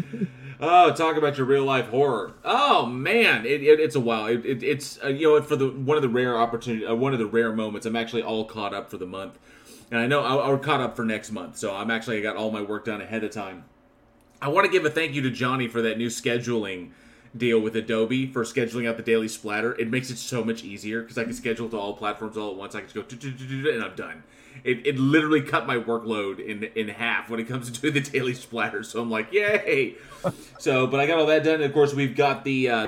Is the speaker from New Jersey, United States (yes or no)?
no; Texas, United States; oh, Texas.